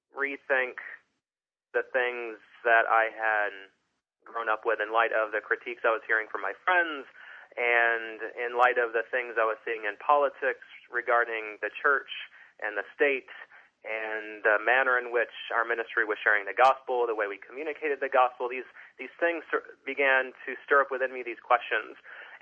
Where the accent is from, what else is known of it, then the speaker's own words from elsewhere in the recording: Michigan, United States; I grew up in Western Michigan, sort of conservative fundamentalist Christianity, grew up in a Bible non-denominational church